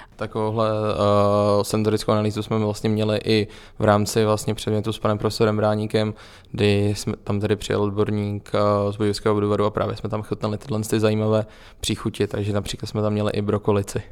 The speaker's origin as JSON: {"language": "Czech", "town": "Plzeň", "region": "Plzeň Region", "country": "Czechia", "said": "Já vlastně pocházím z Plzně"}